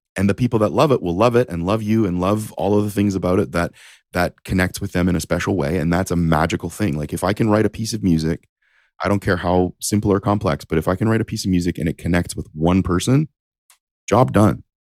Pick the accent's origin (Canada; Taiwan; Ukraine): Canada; Windsor, Ontario; also born or lived in Japan; I'm from Ontario